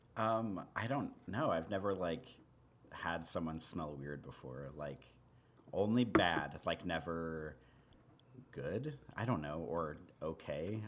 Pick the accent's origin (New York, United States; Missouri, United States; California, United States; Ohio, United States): Missouri, United States; moved away; where I grew up in Missouri